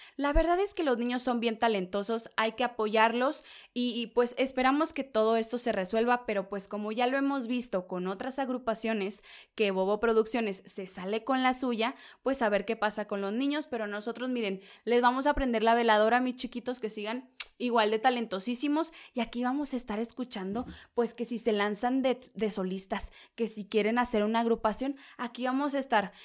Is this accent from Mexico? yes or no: yes; Mexico; la región de donde yo soy